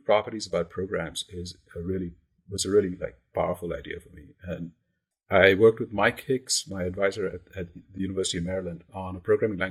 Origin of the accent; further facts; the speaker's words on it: India; moved away as an adult; also born or lived in Massachusetts, United States; I grew up in India, and I came to the US as an undergrad